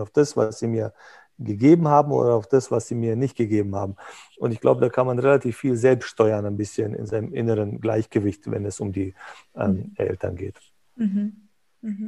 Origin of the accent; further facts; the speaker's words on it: Bosnia & Herzegovina; moved away; wir kommen aus Jugoslawien, ex aus Bosnien